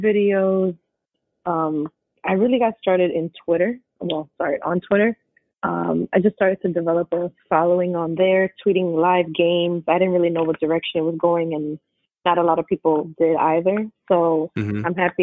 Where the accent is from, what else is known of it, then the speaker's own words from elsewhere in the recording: New York, United States; born and raised in New York all day.